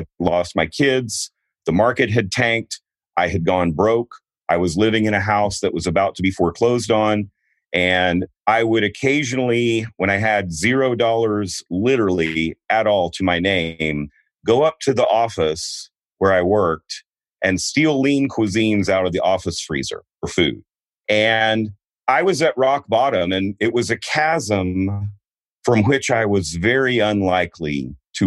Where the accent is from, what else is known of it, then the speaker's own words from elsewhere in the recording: Houston, Texas, United States; moved away as an adult; also born or lived in Denver, Colorado; I grew up a Texas boy, except for those first 2 days. I grew up in Houston